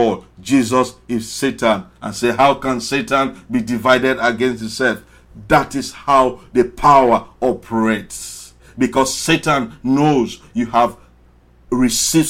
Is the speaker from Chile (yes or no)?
no; Sierra Leone; now in Washington, United States; I came from Sierra Leone, very small country. Why are you listening to a poor Sierra Leonean boy